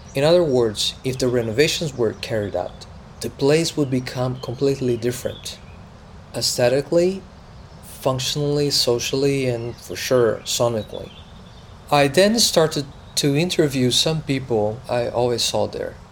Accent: Brazil; moved away; I was born in Brazil on a tropical island full of sounds

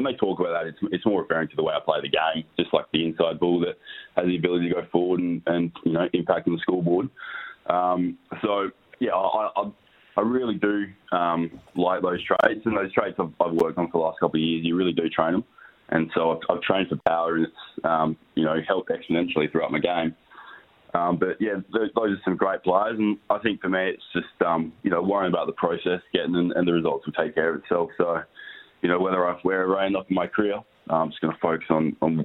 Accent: Australia; I was born in Australia. But yeah, my family's originally from India

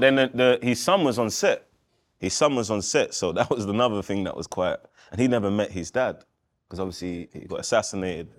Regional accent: England, United Kingdom; being a kid in England.

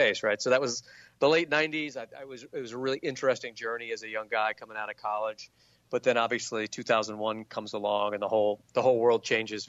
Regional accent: Southern Virginia, United States; I grew up in Southern Virginia

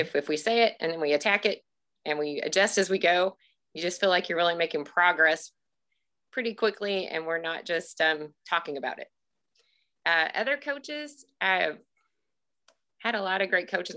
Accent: Russellville, Missouri, United States; also born or lived in Springfield, Missouri; I grew up here in central Missouri in a small school

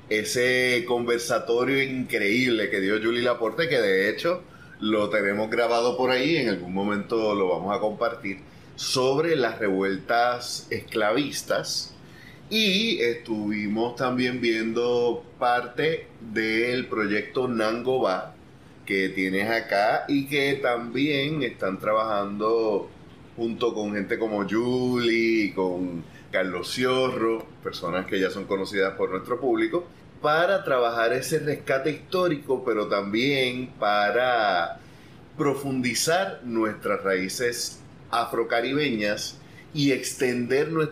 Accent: Ponce, Puerto Rico; also born or lived in Argentina; Yo soy aquí de Ponce.

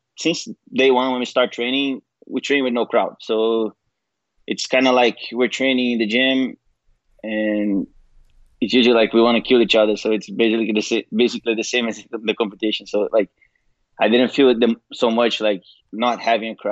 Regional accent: Niterói, Rio de Janeiro, Brazil; moved away; the gym I started training at in my hometown, Niterói, in Rio

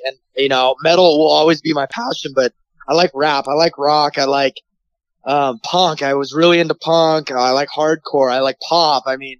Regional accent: Bay Area, California, United States; I'm from the Bay Area. Bay Area rap is big here.

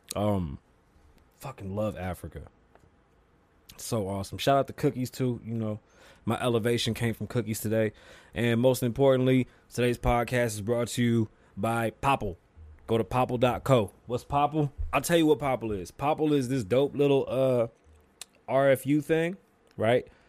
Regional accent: Puerto Rico; I'm from Puerto Rico. I'm Puerto Rican.

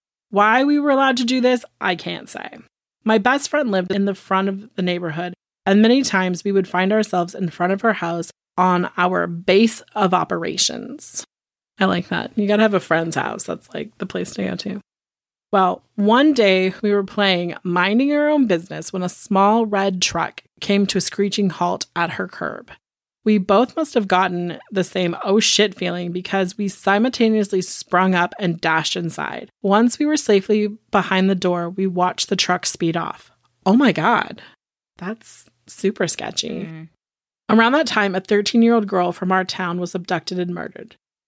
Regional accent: Texas City, Texas, United States; I like to say that I'm a Texan. I was born in Texas City. It's not as glamorous as it sounds. It's a refinery town, so we call it blue-collar chic.

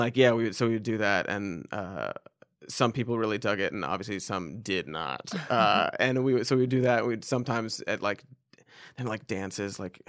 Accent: Cincinnati, Ohio, United States; I grew up in Ohio. I was in Cincinnati, Ohio.

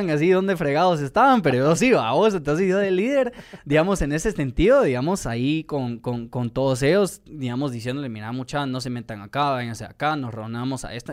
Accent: Guatemala; pero todo eso viene por, la manera que yo crecí en Guatemala y, gracias a Dios he tenido esa oportunidad de ver la realidad de lo que vive la gente

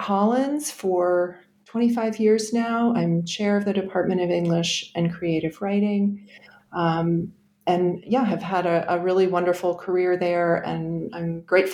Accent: Connecticut, United States; I grew up in Connecticut as the eldest of three girls

